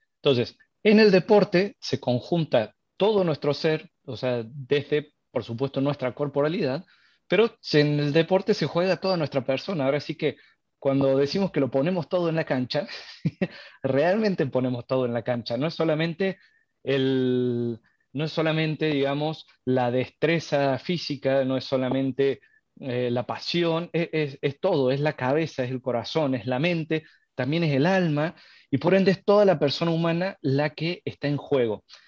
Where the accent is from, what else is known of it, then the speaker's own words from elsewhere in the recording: Argentina; accent: tonadita argentina; now in Mexico; yo soy argentino, así que me vine unos días eh, a visitar a mi familia. Estoy en Córdoba, capital